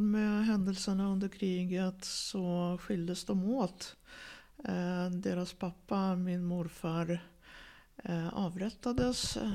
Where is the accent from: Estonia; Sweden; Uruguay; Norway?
Estonia; Tallinn, Harju County; born there; also born or lived in Riga; Jag föddes i Tallinn och sen ja. flyttade de tillbaks till Riga.